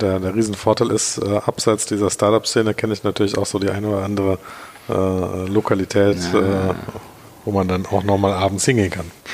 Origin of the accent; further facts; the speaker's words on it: Germany; also born or lived in Tel Aviv, Israel; als Deutscher